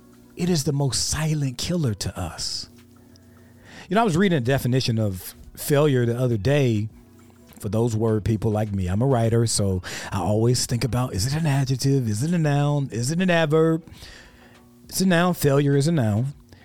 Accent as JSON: {"language": "English", "region": "South Carolina", "country": "United States", "said": "I'm from South Carolina"}